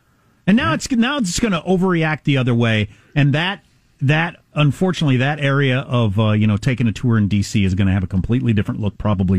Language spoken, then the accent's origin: English; Kansas, United States; And I'm from Kansas.